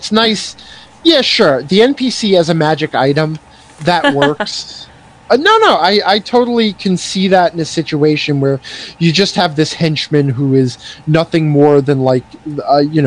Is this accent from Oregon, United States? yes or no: no; New York, United States; moved away; I come from New York